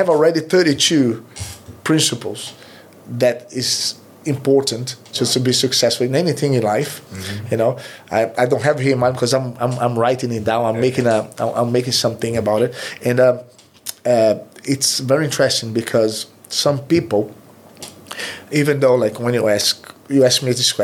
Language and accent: English; Recife, Pernambuco, Brazil; English is a second language; moved away; I'm from the Recife.